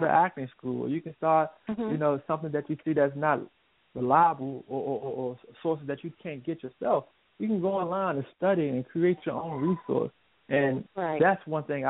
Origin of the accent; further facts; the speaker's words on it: Washington, District of Columbia, United States; I'm from Washington D.C. area